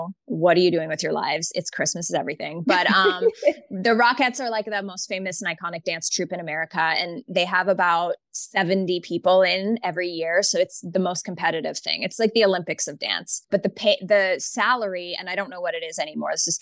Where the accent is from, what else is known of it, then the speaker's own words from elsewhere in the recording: Canada; moved away as an adult; also born or lived in New York City; I'm Canadian